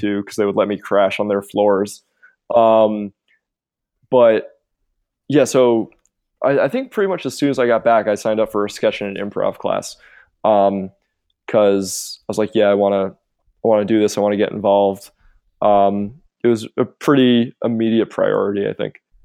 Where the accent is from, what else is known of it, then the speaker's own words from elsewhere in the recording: suburbs of New York, United States; also born or lived in England / Montreal, Canada; I was born in England, um, and moved to, like, the suburbs of New York when I was, like, four years old.